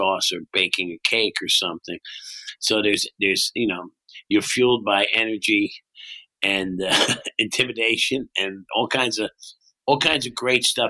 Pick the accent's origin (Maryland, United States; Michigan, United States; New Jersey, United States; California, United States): New Jersey, United States; Bayshore; also born or lived in Brooklyn, New York; I was born in Brooklyn. I left as a baby, and I grew up on the Bay Shore in New Jersey, a little town, not far from the ocean